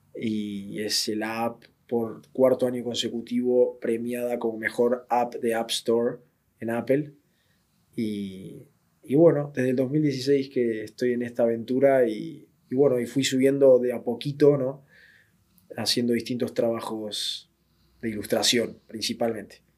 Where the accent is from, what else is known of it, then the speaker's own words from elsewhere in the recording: southern Buenos Aires, Argentina; moved away as an adult; also born or lived in Madrid, Spain; now in Spain; Yo nací en Buenos Aires, en zona sur de Buenos Aires